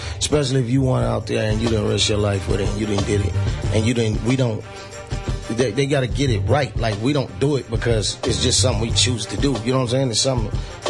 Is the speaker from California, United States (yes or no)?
yes; Colton, California, United States; I'm from Colton. Colton? Yeah, San Bernardino.